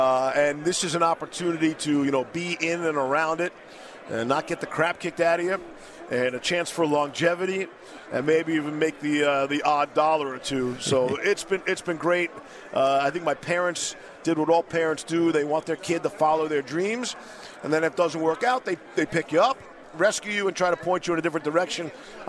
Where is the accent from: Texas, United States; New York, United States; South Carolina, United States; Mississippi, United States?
New York, United States; New York City; I grew up in New York City